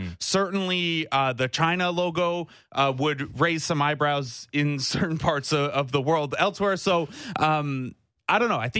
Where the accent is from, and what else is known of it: Cambridge, Ontario, Canada